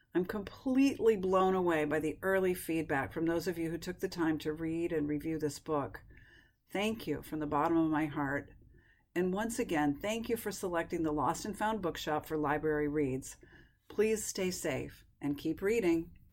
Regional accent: upstate New York, United States; my childhood memories are tied up with my hometown library in upstate New York

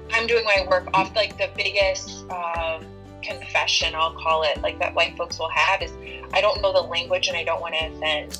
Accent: Rockford, Illinois, United States; I was born and raised in a town called Rockford, Illinois

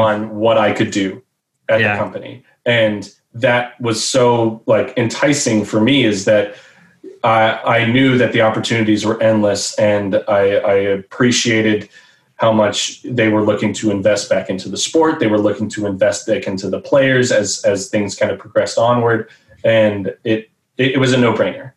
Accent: Dallas Fort Worth area, Texas, United States; growing up in the Dallas Fort Worth area.

